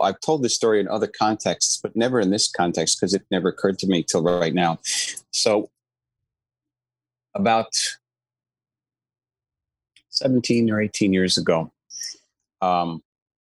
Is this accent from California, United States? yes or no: no; New York City, New York, United States; also born or lived in Long Island, New York; raised in Queens and Long Island.